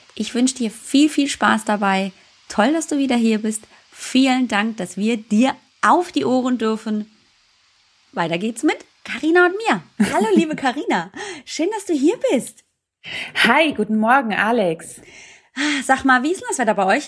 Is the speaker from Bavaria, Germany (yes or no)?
yes; Munich, Bavaria, Germany; ich komme ja aus München